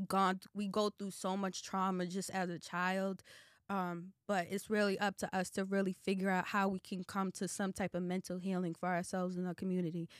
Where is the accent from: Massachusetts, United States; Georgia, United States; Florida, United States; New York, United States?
Massachusetts, United States; Boston; now in Atlanta, United States; Roxbury is actually my hometown